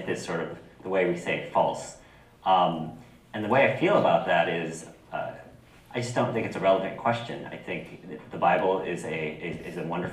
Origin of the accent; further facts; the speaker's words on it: United States; I'm Japanese American.